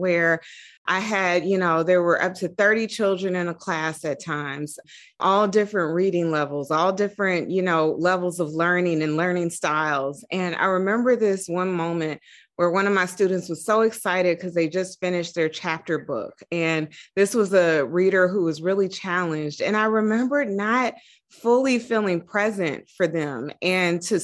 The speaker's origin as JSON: {"language": "English", "town": "Dayton", "region": "Ohio", "country": "United States", "also_born_or_lived": "Atlanta, Georgia / New York", "moved": "as an adult", "said": "I'm originally from Dayton, Ohio"}